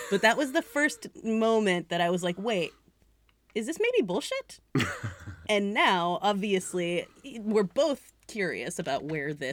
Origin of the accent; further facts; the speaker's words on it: New England, United States; But like I said, also I am from New England